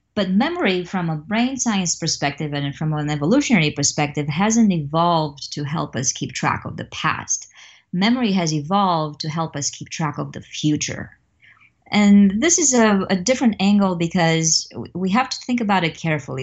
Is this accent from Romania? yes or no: yes; Romania; now in Missouri, United States; I'm originally from Romania, and, um, I grew up there in a very much of a communist context.